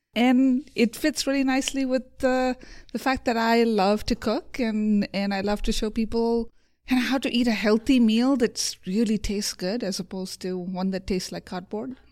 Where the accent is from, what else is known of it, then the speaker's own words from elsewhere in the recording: India; moved away; also born or lived in Provo, Utah; I grew up in India.